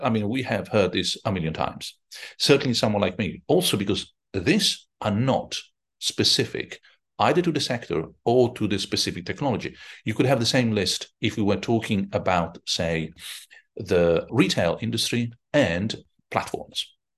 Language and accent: English; Rome, Lazio, Italy; I'm from Rome